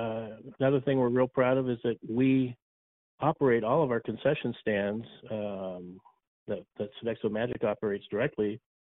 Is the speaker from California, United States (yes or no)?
yes; Southern California, United States; I grew up in Southern California.